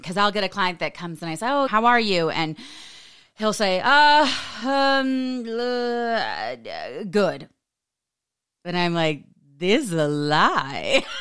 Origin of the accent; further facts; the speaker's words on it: United States; we are raised in this American society